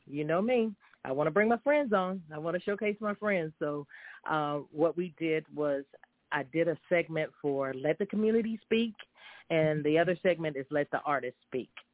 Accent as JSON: {"language": "English", "town": "High Point", "region": "North Carolina", "country": "United States", "tie": "born or raised there", "said": "after being raised and reared in the same city of High Point, North Carolina"}